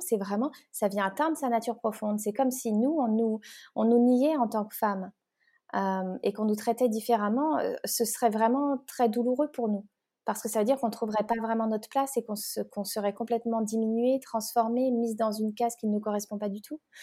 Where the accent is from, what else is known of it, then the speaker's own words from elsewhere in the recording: France; moved away as an adult; also born or lived in Geneva, Switzerland; now in Bali, Indonesia; Je suis née en France, mais voilà, j'étais à la frontière, j'ai grandi là-bas